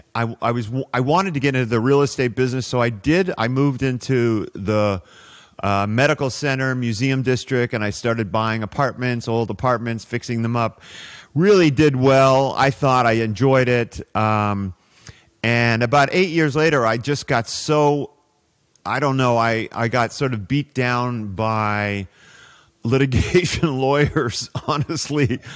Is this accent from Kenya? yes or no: no; Toronto, Ontario, Canada; moved away as an adult; also born or lived in Saudi Arabia / Houston; I grew up in Toronto